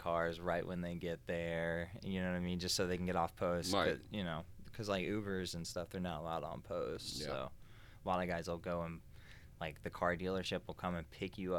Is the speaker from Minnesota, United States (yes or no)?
no; North Carolina, United States; I'm from North Carolina.